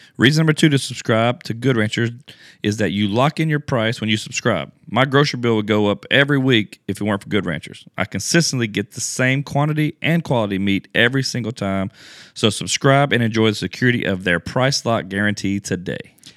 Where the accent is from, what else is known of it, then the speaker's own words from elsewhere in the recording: Louisiana, United States; also born or lived in Houston, Texas; now in Houston area, United States; I'm from Louisiana